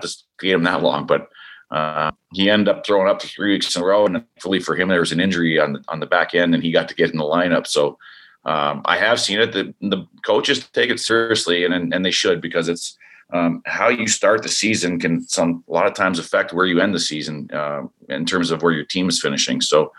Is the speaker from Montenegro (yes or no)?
no; Canada; And I know up north, eventually we need one of these Canadian teams to come through for us as being a Canadian.